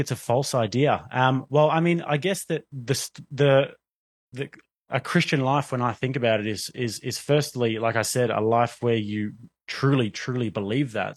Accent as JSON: {"language": "English", "country": "Australia", "tie": "born or raised there", "moved": "yes", "said": "growing up in Australia"}